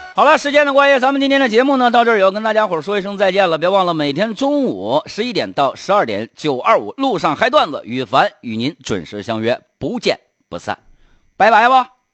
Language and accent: Chinese; Harbin, Heilongjiang, China; 哈尔滨土生土长的人